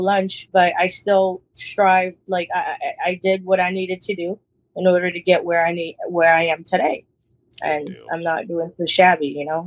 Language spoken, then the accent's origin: English; New York City, New York, United States; we we we grew up in Brooklyn